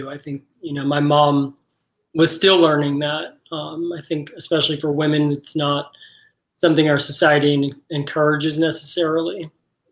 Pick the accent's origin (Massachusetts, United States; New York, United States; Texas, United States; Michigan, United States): New York, United States; moved away; I am from New York originally